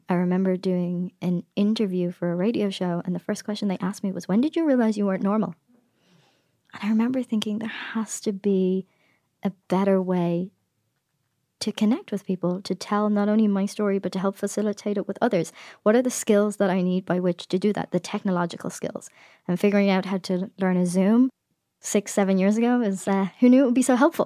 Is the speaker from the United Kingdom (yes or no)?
no; Ireland; now in United States; as an Irish person who has a podcast